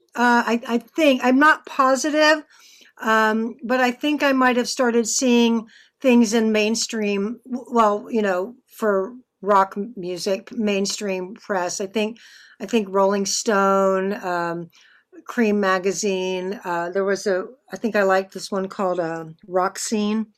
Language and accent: English; Texas, United States; I'm from Texas